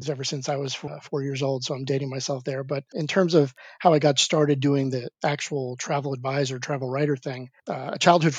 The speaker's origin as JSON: {"language": "English", "region": "New York", "country": "United States", "moved": "yes", "said": "I'm originally from New York."}